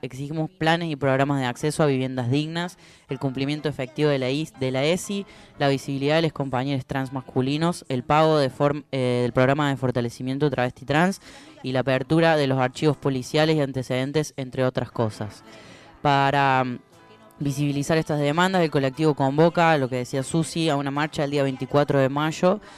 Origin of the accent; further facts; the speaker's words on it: Córdoba, Argentina; ahí en Río Cuarto, en mi país de Córdoba